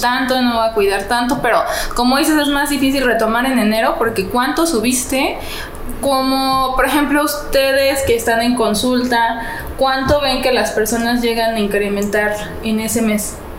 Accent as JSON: {"language": "Spanish", "region": "Guanajuato", "country": "Mexico", "said": "yo soy de Guanajuato"}